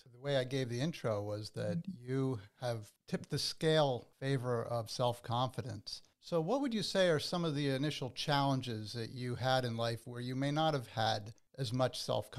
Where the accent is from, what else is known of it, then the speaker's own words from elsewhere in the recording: New Jersey, United States; I'm a Jersey born and bred as well.